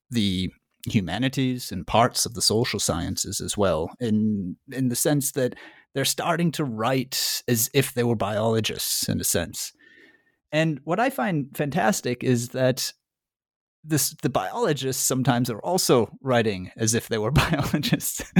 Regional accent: United States; I'm American though, I don't know.

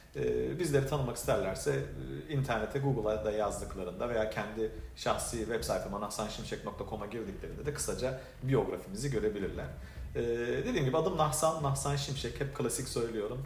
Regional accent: Adana, Turkey; moved away as an adult; also born or lived in Şanlıurfa / Istanbul; now in Miami, United States; ben 1982 Urfa doğumluyum. E, babam Urfalı, annem Gaziantep'li fakat yaşantım e, çok sevdiğim bir şehir olan ve bütün hayatımın neredeyse e, ilk böyle önemli yıllarının geçtiği, ilk 20-21 yılının geçtiği e, Adana'da e, büyüdüm.

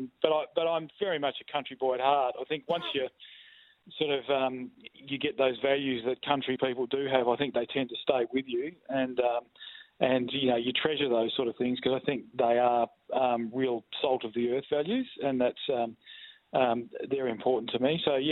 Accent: Darkan, Western Australia, Australia; also born or lived in Narrogin; I grew up in Darkin, so which is a town between Collie and Williams. It's a little farming community. I went to school in Darkin from years 1 to year 10

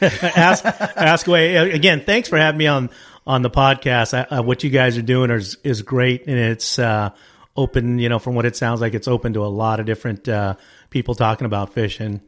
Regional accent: Wilmington, California, United States; moved away as an adult; also born or lived in Lopez Lake area, California; I grew up in Wilmington

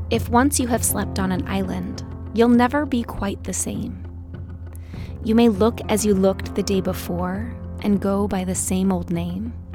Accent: Utah, United States; growing up in Utah

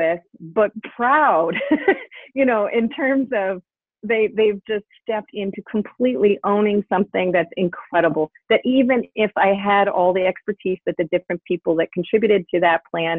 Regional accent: Canada; I am Canadian

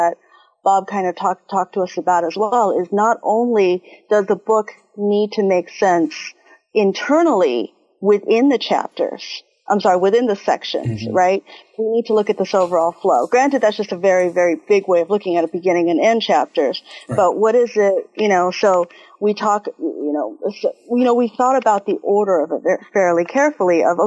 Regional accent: Taiwan; moved away; also born or lived in Texas / Ohio; I am originally from Taiwan, so I am Chinese.

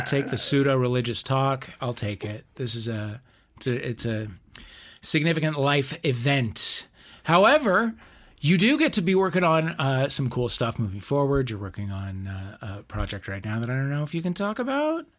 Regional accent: St. Louis, Missouri, United States; moved away; my hometown

